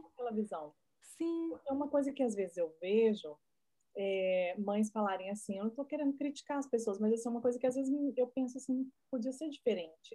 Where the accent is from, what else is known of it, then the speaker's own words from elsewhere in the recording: Brazil; moved away as an adult; Que eu sou brasileira, vivi minha vida inteira no Brasil